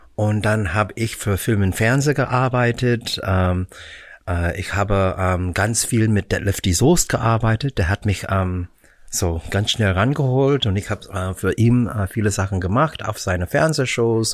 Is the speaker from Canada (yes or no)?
yes; Vancouver, British Columbia, Canada; German is a second language; moved away as an adult; also born or lived in Philippines / Hollywood, United States; now in Germany; ich bin in den Philippinen geboren. Mhm. Äh, wir sind dann nach Kanada, als ich äh, elf Monate alt war, zur Vancouver